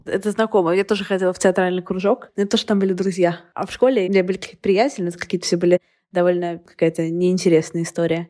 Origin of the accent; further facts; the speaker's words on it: Saint Petersburg, Russia; also born or lived in Moscow; Я сама из Петербурга, но я прожила год в Москве